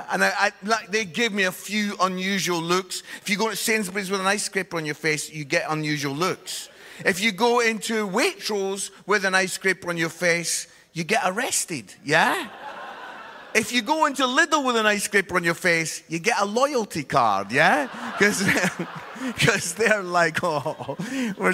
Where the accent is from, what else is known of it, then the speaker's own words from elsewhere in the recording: Edinburgh, Scotland, United Kingdom; Edinburgh. That's where I'm from